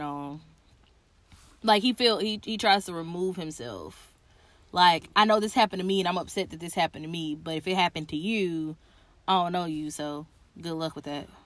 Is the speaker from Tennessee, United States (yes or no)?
yes; Tennessee, United States; I'm from Tennessee